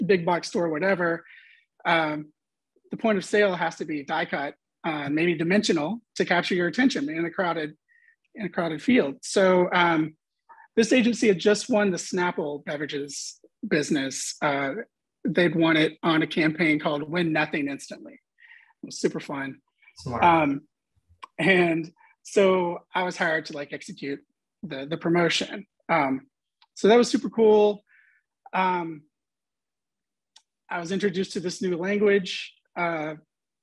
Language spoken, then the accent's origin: English; Hot Springs, Arkansas, United States; moved away as an adult; also born or lived in Little Rock, Arkansas / Dallas, Texas; I grew up in Hot Springs